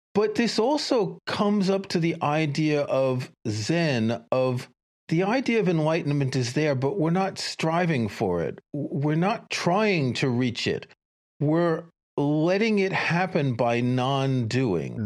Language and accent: English; New York City, New York, United States; I grew up in New York City, I commuted from Queens to Manhattan